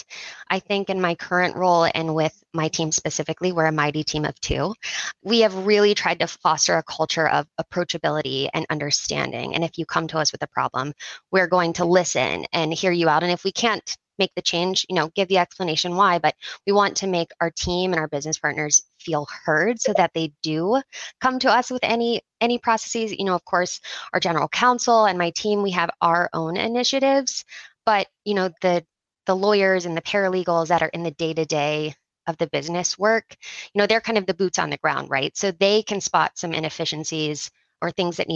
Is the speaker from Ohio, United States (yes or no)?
yes; Ohio, United States; now in Charlotte, United States; I am originally from Ohio. I moved down to the Charlotte area with my family